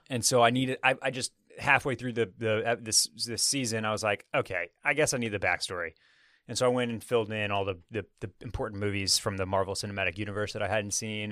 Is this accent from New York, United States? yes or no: no; Houston, Texas, United States; now in Austin, United States; I was born and raised in Houston.